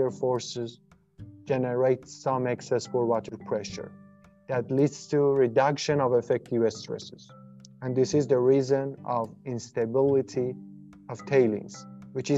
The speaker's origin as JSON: {"language": "English", "town": "Ahvaz", "region": "Khuzestan", "country": "Iran", "moved": "as an adult", "lives_now": "Canada", "said": "I'm originally from Ahvaz in Iran"}